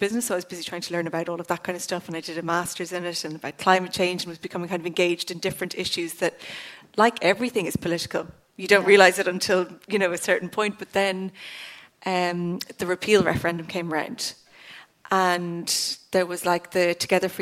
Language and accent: English; County Cork, Ireland; I'm from Cork Southwest, so it was one of the furthest constituencies from the Dáil